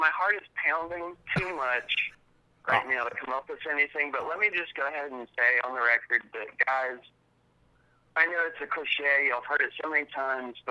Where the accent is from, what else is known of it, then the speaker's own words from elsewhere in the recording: North Carolina, United States; now in Alabama, United States; I'm in Alabama right now, but we come from North Carolina